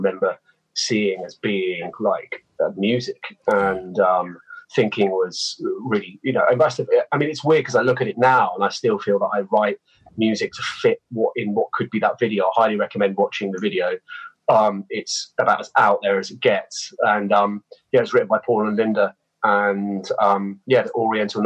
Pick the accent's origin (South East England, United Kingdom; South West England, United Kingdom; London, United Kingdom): South West England, United Kingdom; Christchurch; I grew up in Dorset, not too far away from Bournemouth. And, yeah, it's a little seaside town there in a place called Christchurch